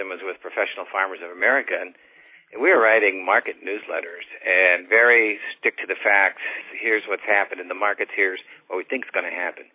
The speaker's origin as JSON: {"language": "English", "region": "Missouri", "country": "United States", "tie": "born or raised there", "said": "I grew up in the Mississippi River bottom south of St. Louis."}